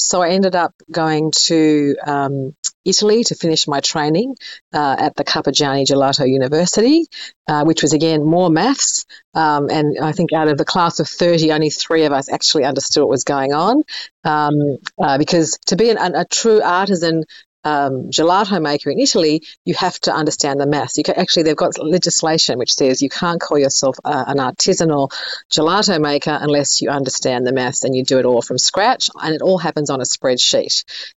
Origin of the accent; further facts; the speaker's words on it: Sydney, New South Wales, Australia; I grew up in Sydney, and they had a very famous gelato shop down there called Guido's.